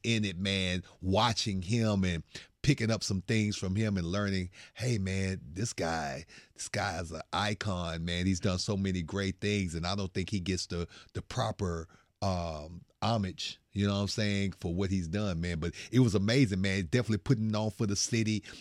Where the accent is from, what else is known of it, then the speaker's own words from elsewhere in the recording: Bryan, Texas, United States; moved away as an adult; now in Houston, United States; small time dude from Bryan College Station. That is my, that is my hometown right there